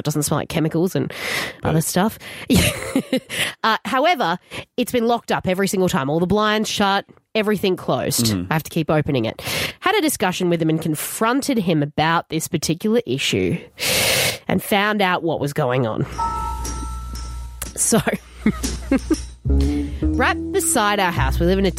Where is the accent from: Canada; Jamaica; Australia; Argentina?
Australia; Queensland; I thought we could have a crack at it as Queenslanders.